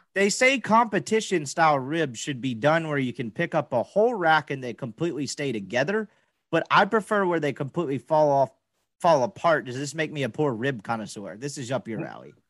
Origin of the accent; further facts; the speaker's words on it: Mississippi, United States; now in Dallas-Fort Worth, United States; I'm just from Mississippi and like have never lived in a major metroplex with great golf.